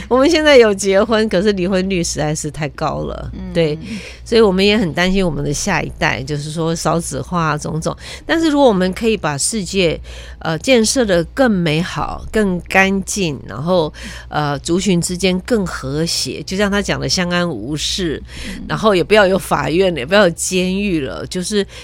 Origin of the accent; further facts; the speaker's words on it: Taiwan; also born or lived in Quanzhou (ancestry); 我们这一代身上又有中华文化，又有台湾的在地的文化，然后最重要的是我们这个地方是自由的